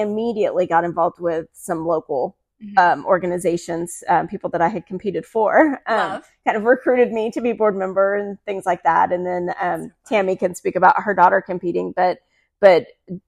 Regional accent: Hot Springs, Arkansas, United States; moved away as an adult; now in Dallas, United States; I am originally from Hot Springs, Arkansas, where I grew up, born and raised

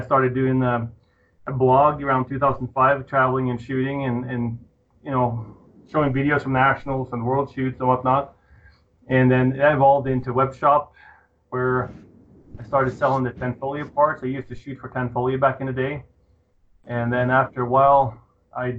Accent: Norway; moved away as an adult; now in Colorado, United States; I was born in Norway in the year 1968

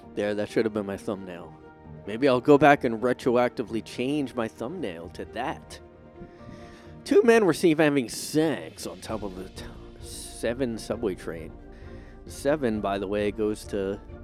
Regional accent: United States; I'm an American

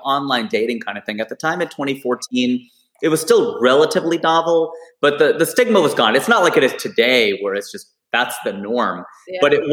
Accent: Cincinnati, Ohio, United States; now in Burbank, United States; my hometown of Cincinnati

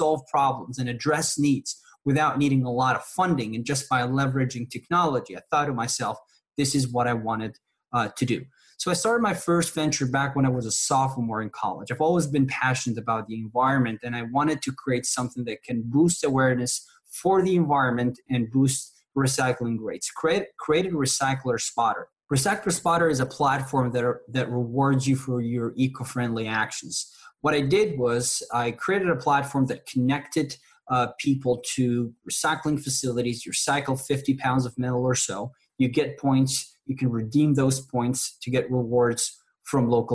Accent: Tunisia; moved away as an adult; now in McAllen, United States; I grew up in a small country in North Africa called Tunisia.

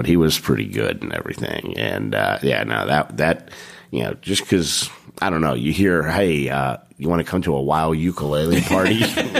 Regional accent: New York, United States; we're from New York.

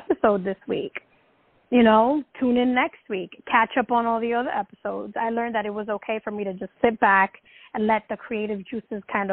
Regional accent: New York City, New York, United States; I'm just like this Dominican girl that was born and raised in the Bronx

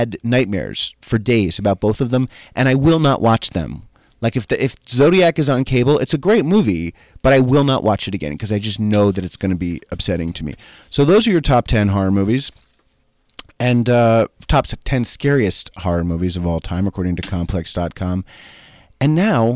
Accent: Summit, New Jersey, United States; moved away; I'm from Summit. Born and raised

